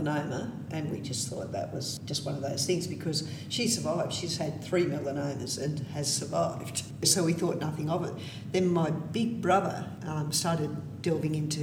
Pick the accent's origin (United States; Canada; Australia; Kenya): Australia; we're Australian